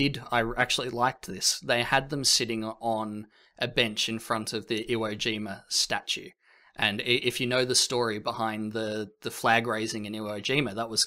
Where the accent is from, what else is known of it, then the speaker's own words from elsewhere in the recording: Australia; Sorry, I'm Australian, but I'm not the funny Australian.